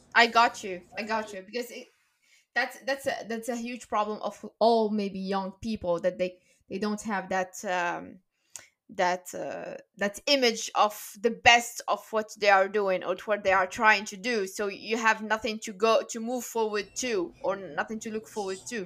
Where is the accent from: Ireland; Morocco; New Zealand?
Morocco; moved away as an adult; now in Paris, France; I was born and raised in Morocco